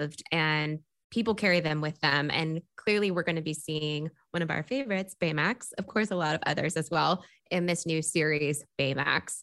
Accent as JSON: {"language": "English", "area": "Bay Area", "region": "California", "country": "United States", "tie": "born or raised there", "said": "I'm from the Bay Area"}